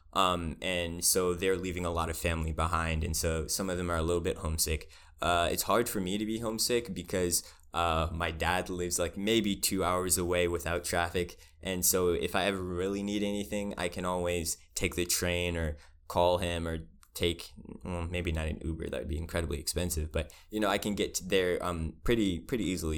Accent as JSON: {"language": "English", "area": "Spotsylvania", "region": "Virginia", "country": "United States", "tie": "born or raised there", "moved": "as an adult", "lives_now": "Richmond, United States", "said": "I was raised in Spaldovania, I did have, um, like, I was a minority in my elementary school"}